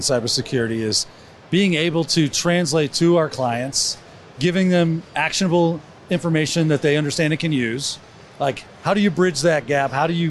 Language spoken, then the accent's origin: English; Gainesville, United States; We're from Gainesville.